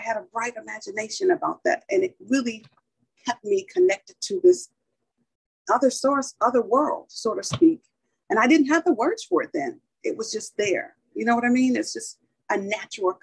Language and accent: English; Detroit, Michigan, United States; now in San Diego County, United States; when I grew up in Detroit, Michigan with my grandmother